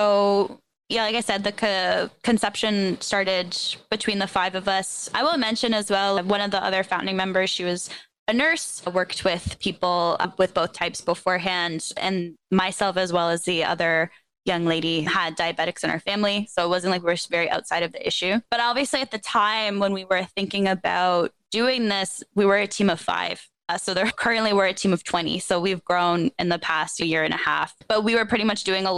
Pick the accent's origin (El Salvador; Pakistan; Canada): Canada; Toronto, Ontario; I am from Toronto, Ontario, so in Canada. Grew up there, have never lived anywhere else.